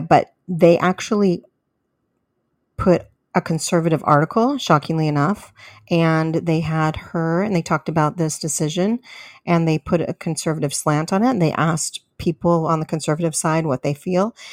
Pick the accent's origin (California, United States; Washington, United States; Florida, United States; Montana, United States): California, United States; moved away as an adult; now in Texas, United States; I am from California, but I did recently move in the last six months in January this year. I moved to Texas.